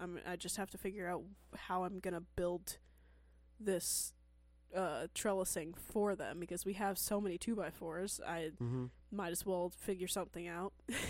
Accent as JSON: {"language": "English", "region": "Scotland", "country": "United Kingdom", "tie": "born or raised there", "also_born_or_lived": "Glasgow", "said": "I was born in Moray, and I lived there until I was 7. Then I got taken into care and was there until I was 17. I left in June 2021, and I'm back in Moray."}